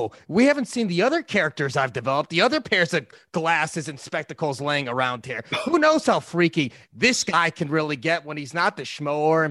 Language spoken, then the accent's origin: English; outside of Chicago, Illinois, United States; We grew up outside of Chicago.